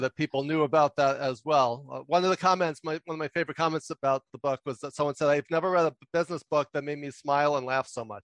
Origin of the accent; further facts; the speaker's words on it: New York City, New York, United States; some people can tell just from my accent that I, I grew up and and still live in New York City